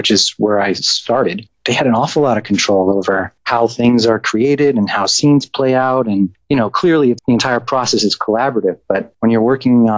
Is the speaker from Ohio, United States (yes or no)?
no; New York, United States; I grew up in New York.